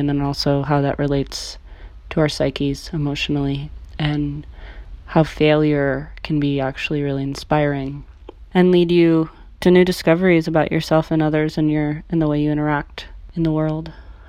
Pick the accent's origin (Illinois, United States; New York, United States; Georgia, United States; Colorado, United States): New York, United States; Amsterdam; born or raised there; moved away